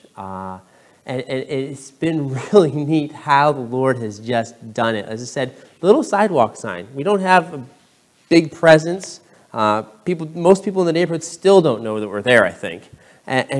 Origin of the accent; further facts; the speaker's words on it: Pittsfield, Massachusetts, United States; moved away as an adult; also born or lived in Brooklyn, New York; now in Bronx, United States; I grew up in Pittsfield, Massachusetts